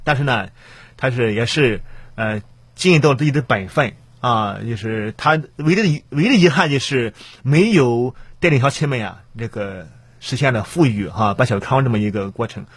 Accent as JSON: {"language": "Chinese", "town": "Rizhao", "region": "Shandong", "country": "China", "tie": "born or raised there", "said": "我呢也是多么一个，呃，地地道道、土生土长的山东人啊"}